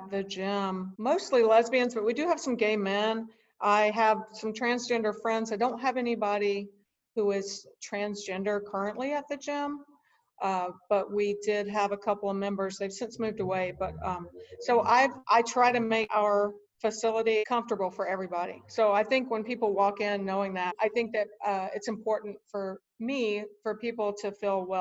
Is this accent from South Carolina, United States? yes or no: yes; South Carolina, United States; I grew up in South Carolina.